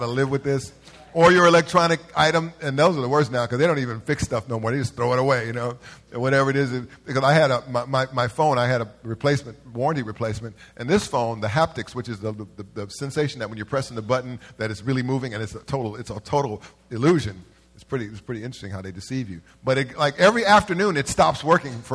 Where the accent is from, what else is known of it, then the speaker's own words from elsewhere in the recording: Los Angeles, California, United States; I'm from South Central.